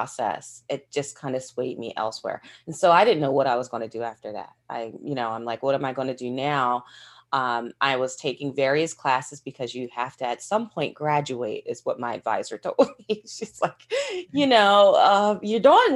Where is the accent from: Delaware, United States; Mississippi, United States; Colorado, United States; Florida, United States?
Delaware, United States; I grew up in Delaware. That's where I was born and raised.